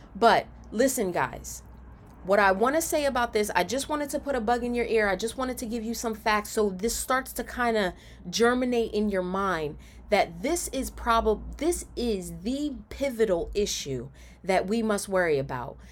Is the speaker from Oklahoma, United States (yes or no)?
no; Camden, New Jersey, United States; when I was growing up in Camden